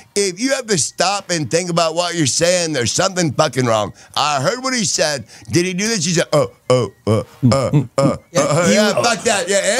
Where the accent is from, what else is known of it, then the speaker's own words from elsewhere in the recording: Indiana, United States; I'm from Indiana, and my fucking snatch is burning.